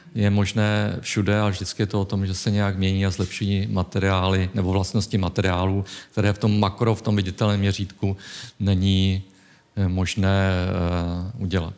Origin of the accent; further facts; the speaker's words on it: Czechia; my jako Češi